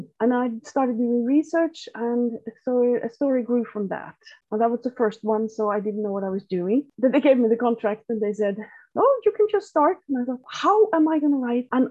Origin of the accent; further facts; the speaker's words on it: Norway; my hometown, which is like it's a fishing town. It was used to call the most isolated town in Norway